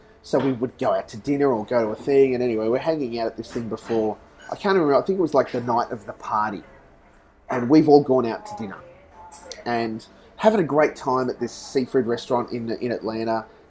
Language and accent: English; Australia; And I came from Australia.